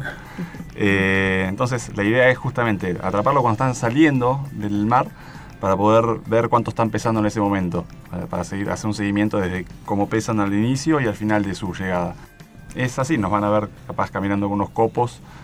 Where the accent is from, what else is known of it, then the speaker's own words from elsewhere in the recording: Bariloche, Río Negro, Argentina; moved away as an adult; now in Esquel, Argentina; yo estoy viviendo en Esquel últimamente y criado en Bariloche